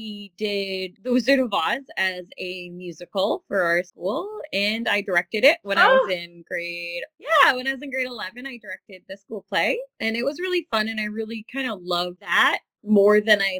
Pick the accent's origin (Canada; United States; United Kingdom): Canada; Windsor, Ontario; I grew up in Windsor, Ontario